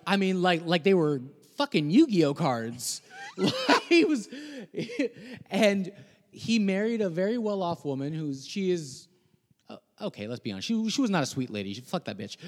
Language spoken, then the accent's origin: English; Guaynabo, Puerto Rico; also born or lived in Rio Piedras, Puerto Rico; now in United States; So, I was born in Rio Piedras, Puerto Rico. Um, I grew up in a city called Guaynabo.